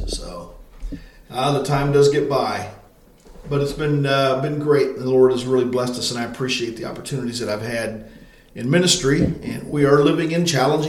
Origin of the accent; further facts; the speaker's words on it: Granite City, Illinois, United States; moved away as an adult; also born or lived in Export, Pennsylvania / Oklahoma City, Oklahoma; now in West Plains, United States; So I was born in Illinois in a pastor's home and grew up there in Granite City, Illinois.